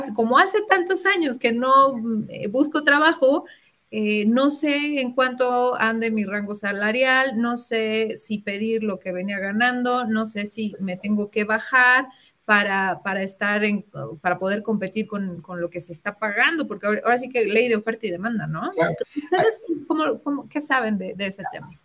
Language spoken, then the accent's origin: Spanish; Mexico; nosotros como latinos y, a los mexicanos